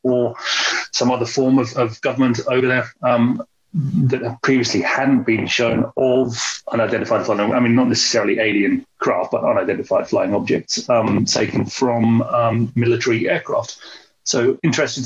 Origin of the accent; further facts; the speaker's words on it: London, United Kingdom; I'm from London, the UK